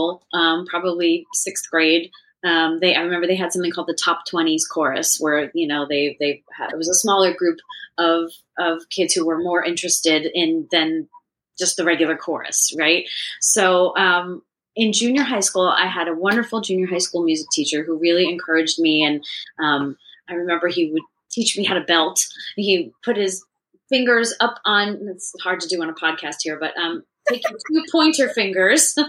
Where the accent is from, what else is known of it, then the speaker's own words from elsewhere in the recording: West Orange, New Jersey, United States; I grew up in West Orange, so I grew up very close to Papermill